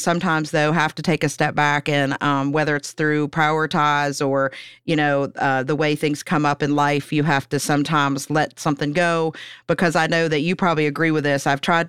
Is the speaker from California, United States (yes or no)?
no; Pennsylvania, United States; Like, I'm from Pennsylvania originally.